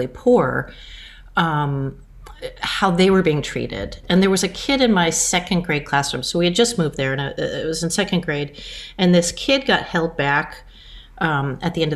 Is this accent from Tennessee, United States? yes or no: no; Rutland, Vermont, United States; moved away as an adult; also born or lived in Los Angeles; now in California, United States; when I was growing up in Rutland, and then in Clarendon, just outside Rutland.